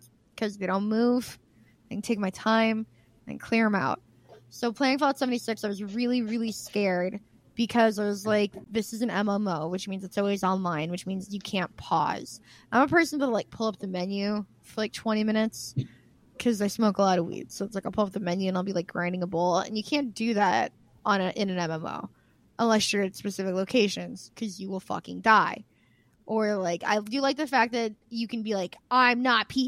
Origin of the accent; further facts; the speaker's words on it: Midwest, United States; It sounds like I'm from the Midwest